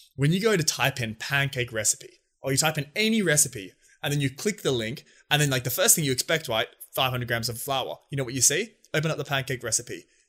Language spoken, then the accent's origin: English; Australia; us as Aussie boys, we love having a beer